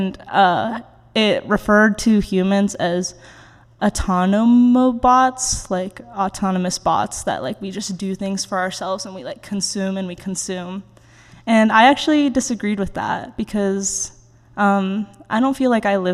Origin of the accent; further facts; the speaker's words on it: Oregon, United States; moved away as an adult; now in Virginia, United States; growing up in Oregon